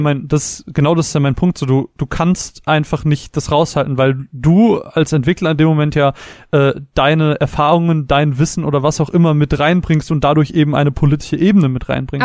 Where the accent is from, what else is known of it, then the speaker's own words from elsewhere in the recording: Germany; wir als Deutsche